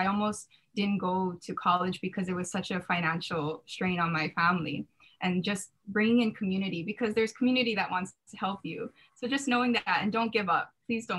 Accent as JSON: {"language": "English", "town": "Ewa Beach", "region": "Hawaii", "country": "United States", "tie": "born or raised there", "said": "I was commuting from Eva Beach, waking up at 5 a.m."}